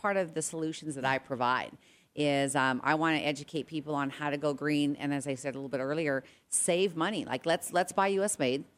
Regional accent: Regina, Saskatchewan, Canada; And growing up in Canada, I know you guys, you know, I got to tell you about this. Like in Regina, by the way, my friends text me because they're listening in. They're like … we don't have 130,000 people.

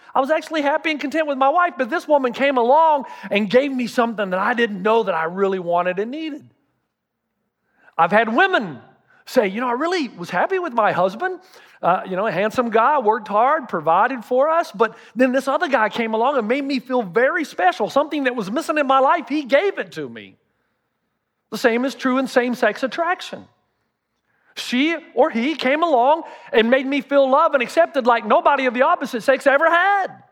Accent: the South, United States; I'm from the South

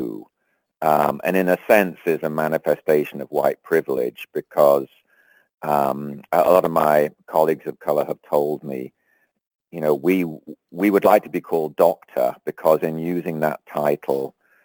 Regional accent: England, United Kingdom; moved away as an adult; also born or lived in London; now in United States; I grew up in England and didn't come to the States till the early 80s.

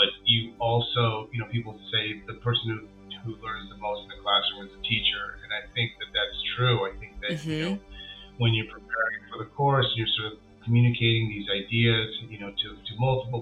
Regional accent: Southern California, United States; growing up in Southern California as Asian Americans

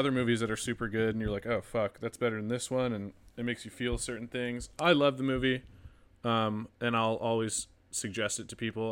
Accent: the Northwest, Pacific Northwest, United States; moved away; growing up in the Northwest

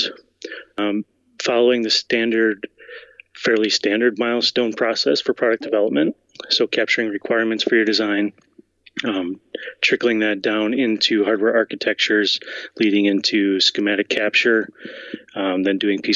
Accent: Wisconsin, United States; born and raised in Wisconsin

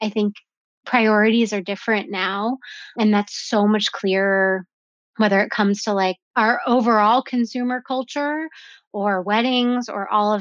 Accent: an hour north of Santa Barbara, California, United States; I was just from an hour north of Santa Barbara

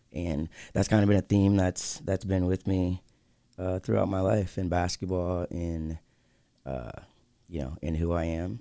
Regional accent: Lansing, Michigan, United States; this is my hometown

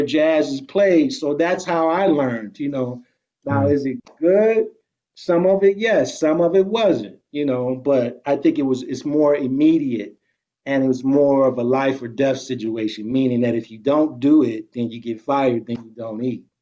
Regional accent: Detroit, Michigan, United States; moved away; also born or lived in New York

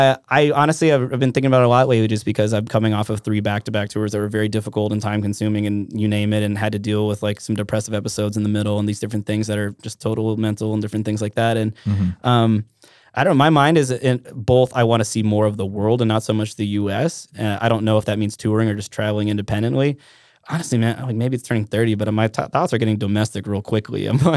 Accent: Trapper Creek, Alaska, United States; also born or lived in Minnesota / Talkeetna; I grew up in Trapper Creek.

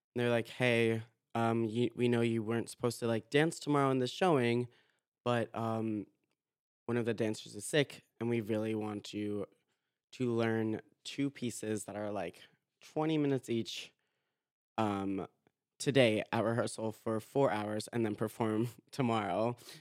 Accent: Boca Raton, Florida, United States; I'm from Boca Raton, Florida

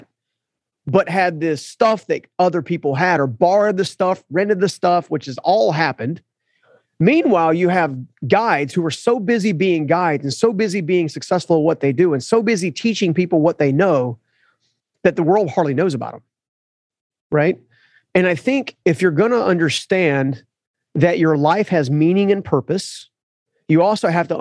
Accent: United States; as an American culture

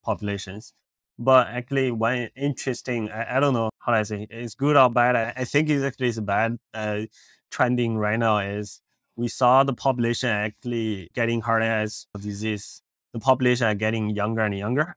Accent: Beijing, China; moved away as an adult; also born or lived in India; now in Los Angeles, United States; I grew up in Beijing, China. I, uh, did my high school, college there

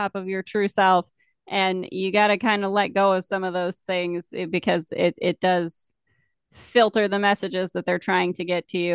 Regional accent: United States; I'm from America

